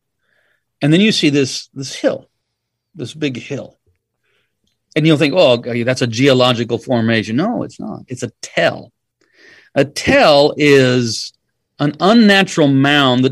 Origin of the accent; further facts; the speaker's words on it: United States; it happens to be a United States passport because that's what I am